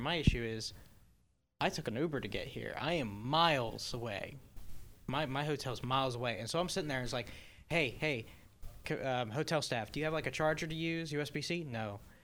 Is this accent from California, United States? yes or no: no; Hagerstown, Maryland, United States; I'm from Hagerstown